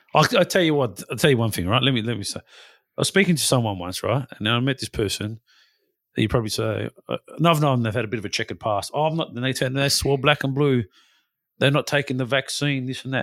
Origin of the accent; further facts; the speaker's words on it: Western Australia, Australia; as a West Australian, as an Australian citizen